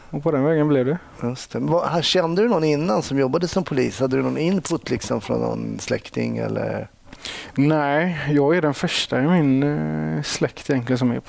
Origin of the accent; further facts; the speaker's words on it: West coast, Västra Götaland, Sweden; accent: west coast (Gothenburg) dialect; låter i alla fall som en guy from the west coast. Ja, jag har väl dialekten i alla fall.